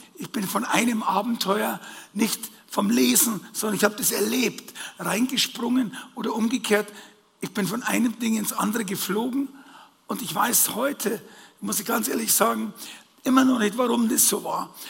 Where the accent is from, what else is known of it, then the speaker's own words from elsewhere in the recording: Bavaria, Germany; als Bayer